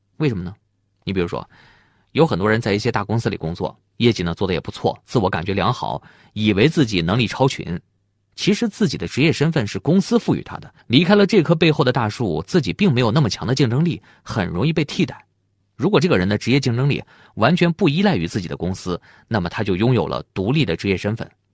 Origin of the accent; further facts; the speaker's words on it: China; 我们中国人常说见面三分亲